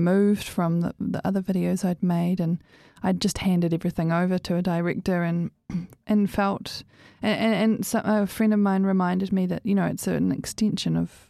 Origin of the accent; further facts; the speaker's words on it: New Zealand; moved away as an adult; before I left New Zealand